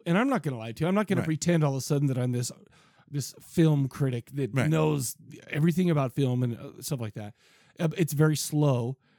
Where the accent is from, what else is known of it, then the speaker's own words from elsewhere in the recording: San Diego, California, United States; I remember as a kid, I grew up in San Diego for a few years, right?